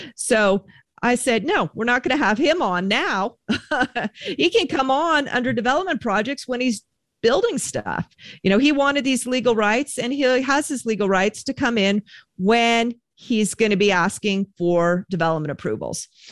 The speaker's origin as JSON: {"language": "English", "area": "Bay Area", "region": "California", "country": "United States", "tie": "born or raised there", "moved": "yes", "lives_now": "Reno, United States", "said": "my hometown newspaper in the Bay Area, smaller community"}